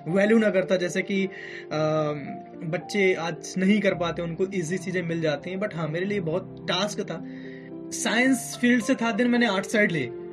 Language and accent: Hindi; Allahabad, Uttar Pradesh, India; मैं एक ऐसी जगह से हूँ यानी कि इलाहाबाद से